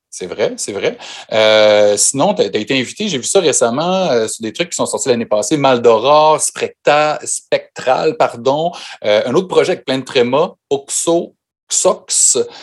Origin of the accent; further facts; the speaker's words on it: Quebec, Canada; nous, au Québec